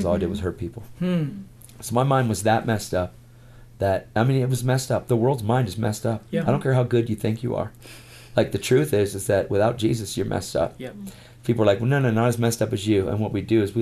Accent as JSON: {"language": "English", "town": "York", "region": "Pennsylvania", "country": "United States", "tie": "born or raised there", "said": "586 churches in my hometown in York, Pennsylvania, where we lived"}